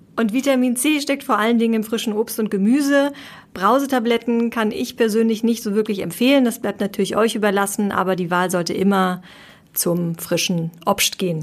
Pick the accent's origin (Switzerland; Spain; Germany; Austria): Spain; als Spanierin